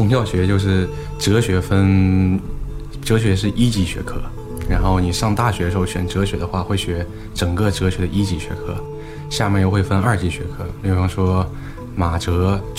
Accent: Xining, Qinghai, China; also born or lived in Hangzhou; now in Shenyang, China; 我们家是青海西宁的，

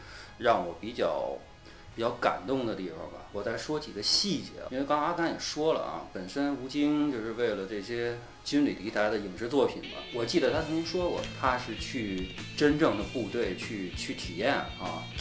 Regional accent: China; 我中国人也敢

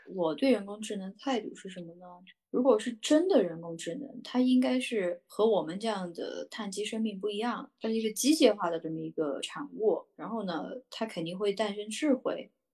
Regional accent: Yunnan, China; 我是云南人

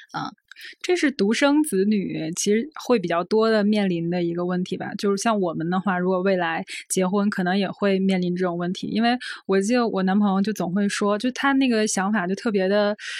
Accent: Northeast China, China; 所以族谱对于我一个身为东北人来说

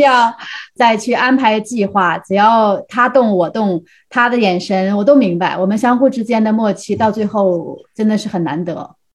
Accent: Heilongjiang, China; 他是来自吉林省，我是来自黑龙江嘛。

